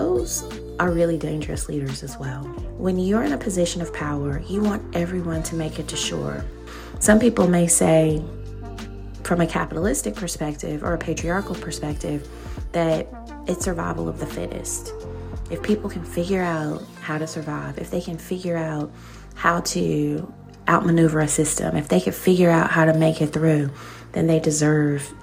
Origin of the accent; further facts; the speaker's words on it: Alabama, United States; growing up in Alabama